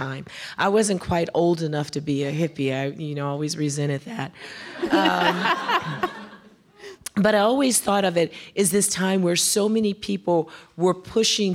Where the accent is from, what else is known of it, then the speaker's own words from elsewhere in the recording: Chicago, Illinois, United States; also born or lived in Decatur, Alabama; I was born in Decatur, Alabama, but we left Decatur when I was 3 years old and we moved to Chicago